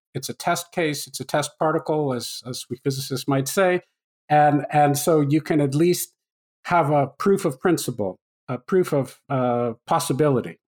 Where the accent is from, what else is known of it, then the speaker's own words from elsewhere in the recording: Canada; I grew up in Canada